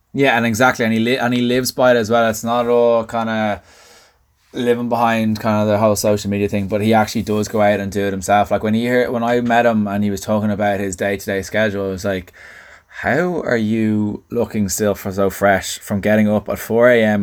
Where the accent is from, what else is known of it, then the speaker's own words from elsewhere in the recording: Dublin, Leinster, Ireland; accent: Southside Dublin; my Southside accent